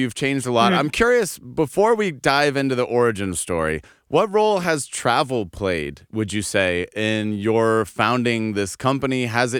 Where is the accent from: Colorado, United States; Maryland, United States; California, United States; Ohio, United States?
Colorado, United States; Denver; moved away as an adult; also born or lived in Eindhoven, Netherlands / Amsterdam, Netherlands; born and raised in the U.S., I'm from Denver, Colorado. I lived in Europe for 8 years.